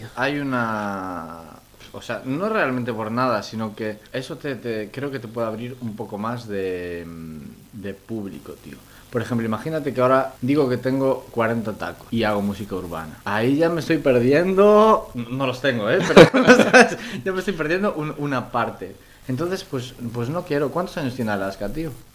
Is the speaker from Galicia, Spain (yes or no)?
yes; Moaña, a village across from Vigo, Galicia, Spain; soy de, de Boaña y un, pueblito enfrente de Vigo